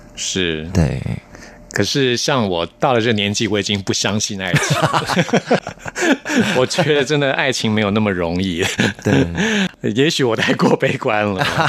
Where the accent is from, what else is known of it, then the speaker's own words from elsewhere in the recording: Taipei, Taiwan; 我是台北人，嗯。嗯，我， 我从小就是在冬天的时候就觉得会特别地忧郁，嗯。啊，因为台北就又湿又冷